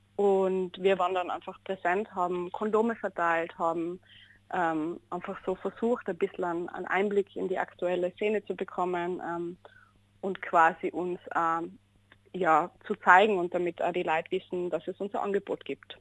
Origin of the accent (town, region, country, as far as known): Innsbruck, Tyrol, Austria; born or raised there